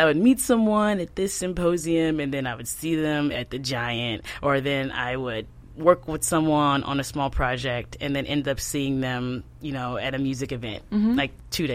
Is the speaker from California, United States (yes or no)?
no; Dallas, Texas, United States; moved away as an adult; now in Baltimore, United States; I'm from Dallas, Texas